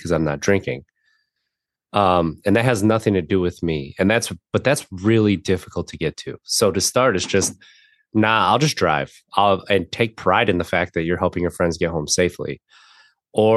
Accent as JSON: {"language": "English", "region": "Wisconsin", "country": "United States", "tie": "born or raised there", "said": "I grew up in Wisconsin"}